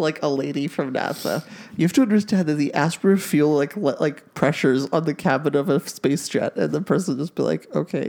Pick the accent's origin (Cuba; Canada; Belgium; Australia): Canada; we're Canadian